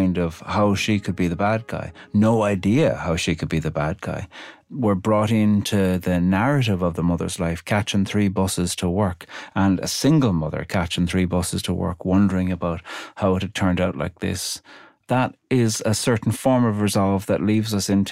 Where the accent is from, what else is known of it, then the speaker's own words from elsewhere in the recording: Ireland; I'm Irish